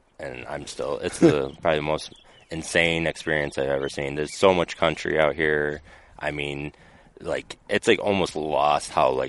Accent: Flint, Michigan, United States; from Flint, Michigan.

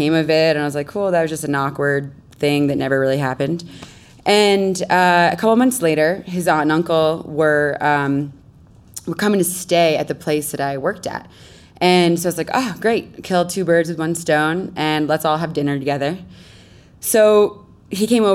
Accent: Connecticut, United States; moved away as an adult; also born or lived in Caribbean; I grew up in Connecticut

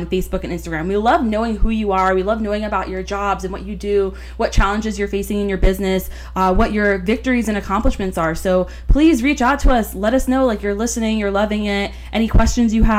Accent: Florida, United States; we grew up together here in Florida

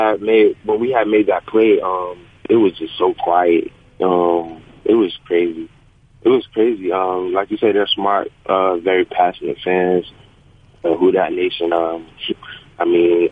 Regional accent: St. Petersburg, Florida, United States; moved away as an adult; now in Los Angeles, United States; I'm from St. Petersburg, Tampa Bay area

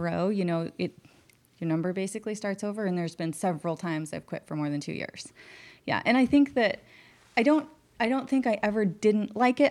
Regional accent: West Glacier, Montana, United States; we grew up on the Middle Fork and the North Fork of the Flathead up in Northwest Montana

